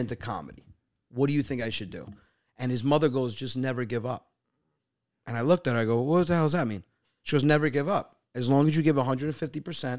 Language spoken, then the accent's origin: English; Westchester, New York, United States; now in Long Island, United States; I'm from Westchester